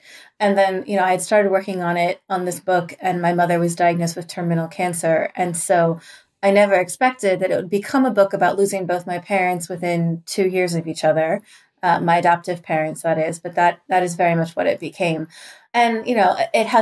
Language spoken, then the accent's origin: English; Southern Oregon, United States; moved away as an adult; also born or lived in Seattle, Washington; now in Washington, D.C. area, United States; I was born and adopted in Seattle, and I spent like most of the first 18 years of my life in a little town in Southern Oregon